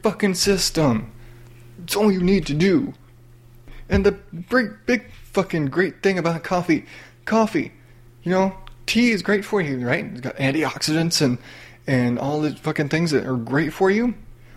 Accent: the South, United States; I grew up in the South

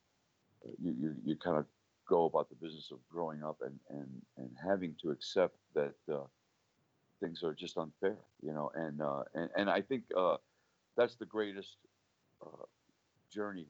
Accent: Ferguson, Missouri, United States; growing up in Ferguson during the 50s and the early 60s

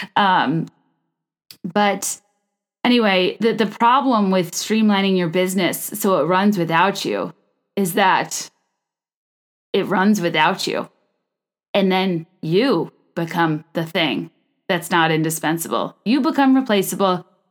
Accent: Virginia, United States; also born or lived in New York; now in Chicago, United States; I'm from Virginia

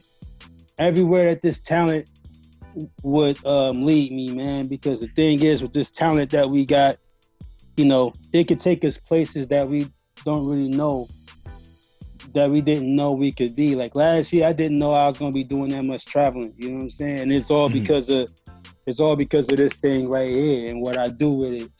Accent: Milwaukee, Wisconsin, United States; I'm from Milwaukee, Wisconsin

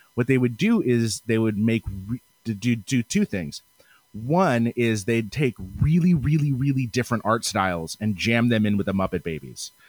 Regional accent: Seattle, Washington, United States; I'm from the Pacific Northwest. I'm Seattle specifically

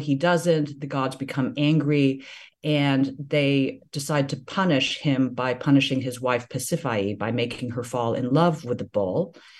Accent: the South, United States; growing up in the South, people in ways that are deeply binary and deeply racialized, nonetheless have a connection to place, to homeland, that I have never felt

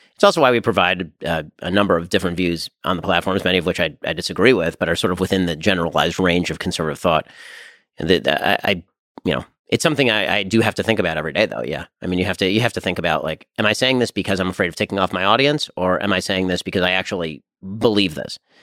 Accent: United States; being an American

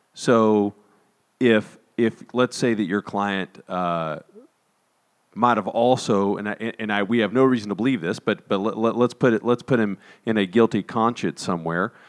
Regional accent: Texas, United States; we're from Texas

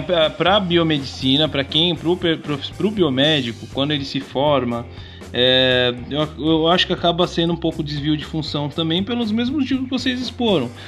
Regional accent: Sorocaba, São Paulo, Brazil; Minha conterrânea, finalmente alguém daqui, né, da, da terrinha

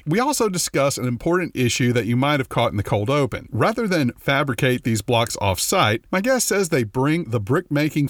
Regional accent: Louisiana, United States; I'm from Louisiana.

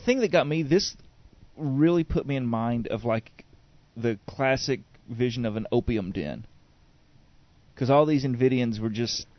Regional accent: Alabama, United States; I'm from Alabama

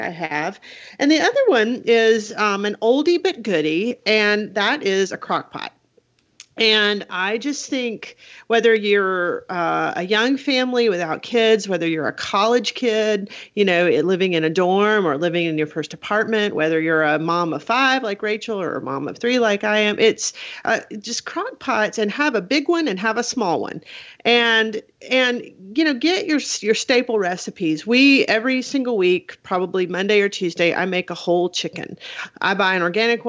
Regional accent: South Alabama, United States; now in Huntsville, United States; I was raised in South Alabama and moved up to Huntsville

